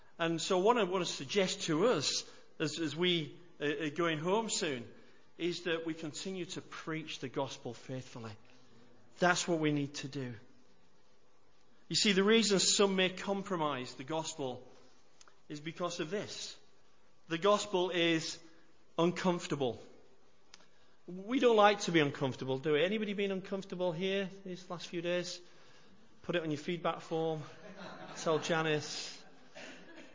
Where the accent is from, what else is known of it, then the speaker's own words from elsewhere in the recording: United Kingdom; we're British, we don't like to do anything that makes others feel uncomfortable either